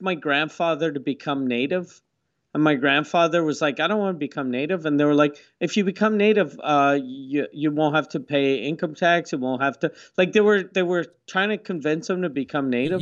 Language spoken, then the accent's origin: English; Quebec City, Quebec, Canada; I grew up in Quebec City next to, uh, it used to be called the Huron Village